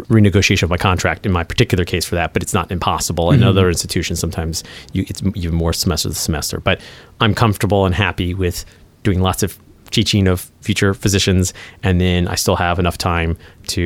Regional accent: United States; I grew up near Washington, D.C.

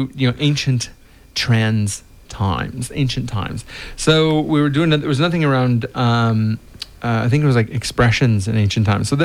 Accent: United States; moved away; I'm American

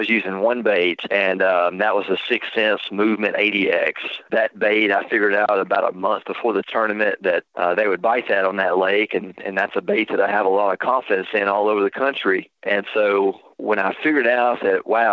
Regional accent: United States; I grew up on Caddo Lake

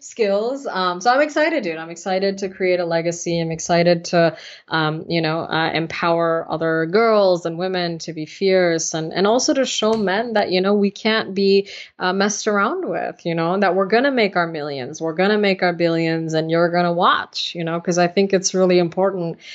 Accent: United States; also born or lived in India; I'm also very American

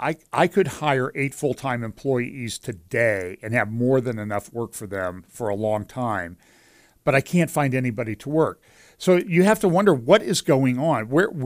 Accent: Pennsylvania, United States; I grew up in Western Pennsylvania.

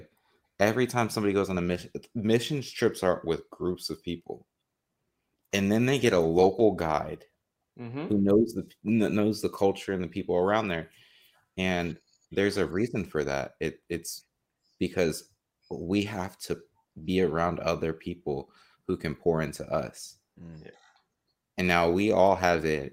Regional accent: New Jersey, United States; I'm from Jersey

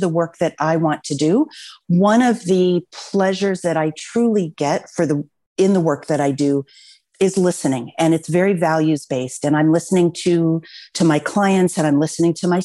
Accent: Los Altos, California, United States; I grew up in Los Altos. And so this is my community. This is my home.

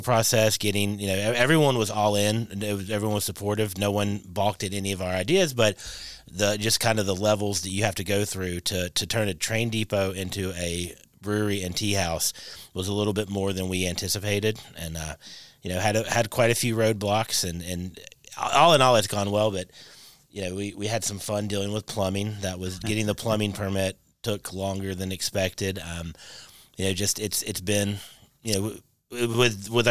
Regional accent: Kentucky, United States; she obviously knew we weren't from there because she heard our accents. And we said, oh, we're from Kentucky

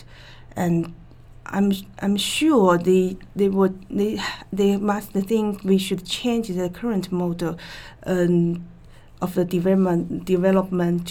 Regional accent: China; born or raised there; English is a second language

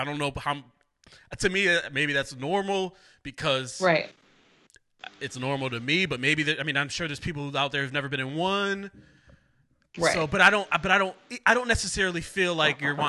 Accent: Waterbury, Connecticut, United States; I grew up pretty much my whole life. We moved when I was 2. Plaza Avenue, right off of Willow Street. I lived there from 2 to 18

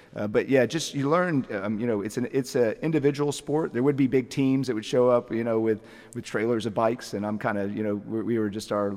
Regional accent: Atlanta, Georgia, United States; also born or lived in Lilburn, Georgia; now in Athens, United States; I'm from the Atlanta area

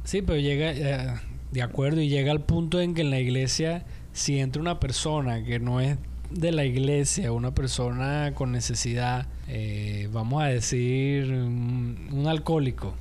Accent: Venezuela

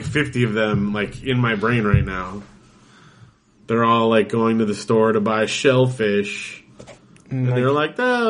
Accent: Big Bear Lake, California, United States; we grew up in Big Bear.

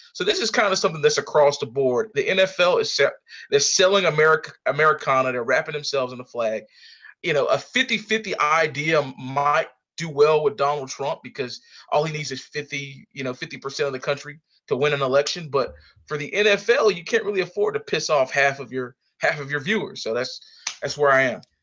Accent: Sanford, North Carolina, United States; hailing from, uh, Sanford, North Carolina.

